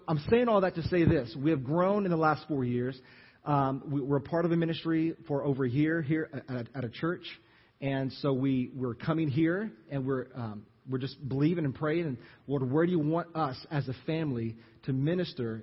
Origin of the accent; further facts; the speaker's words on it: Jennings, Louisiana, United States; moved away as an adult; also born or lived in Lafayette, Louisiana; you know where Jennings is. That's my hometown